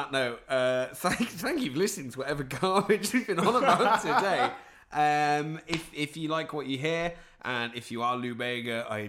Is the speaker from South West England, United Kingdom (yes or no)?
yes; Cheltenham, South West England, United Kingdom; Darling, I'm from Cheltenham.